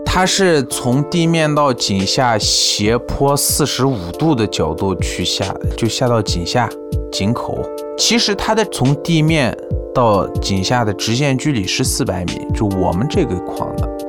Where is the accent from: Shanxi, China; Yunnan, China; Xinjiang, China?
Xinjiang, China; Urumqi; also born or lived in Beijing; 今年二十八岁。在我小时候呢，我是出生在乌鲁木齐郊区的一个矿区。这个矿区人口不多，差不多有三四千人左右